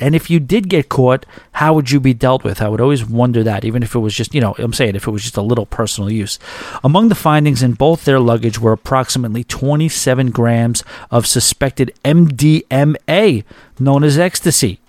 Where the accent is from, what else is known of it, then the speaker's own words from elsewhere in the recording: New York, United States; moved away as an adult; now in Boca Raton, United States; I'm a New Yorker